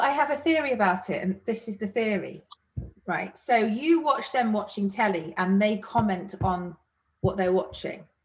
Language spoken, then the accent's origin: English; Manchester, North West England, United Kingdom; I am from Manchester